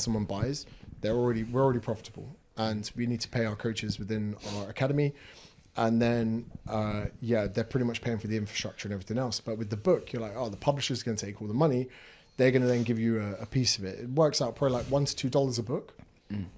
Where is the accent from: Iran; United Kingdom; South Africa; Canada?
United Kingdom; Windsor, South East England; moved away as an adult; now in Australia; in the UK, there's like an area called Windsor